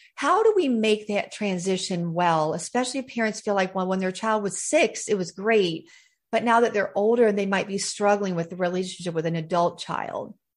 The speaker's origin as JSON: {"language": "English", "region": "the South", "country": "United States", "tie": "born or raised there", "said": "I was raised in the South."}